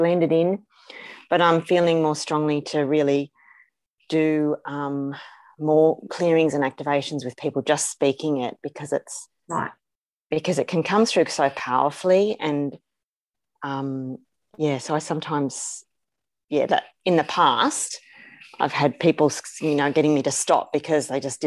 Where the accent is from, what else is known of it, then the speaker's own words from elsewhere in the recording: Carlingford, New South Wales, Australia; I was born in Carlingford. That was my first place of residence.